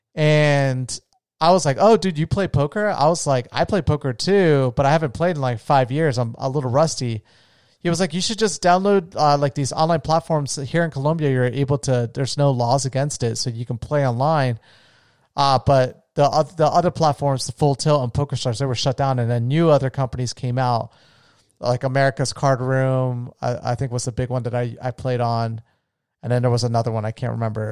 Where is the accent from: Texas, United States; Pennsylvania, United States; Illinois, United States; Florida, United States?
Florida, United States; the area I grew up in in Florida